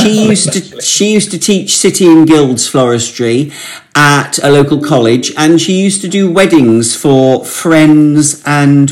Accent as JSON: {"language": "English", "town": "Warwick", "region": "West Midlands", "country": "United Kingdom", "tie": "born or raised there", "said": "I was born and brought up in Warwick, in hometown where my parents still live"}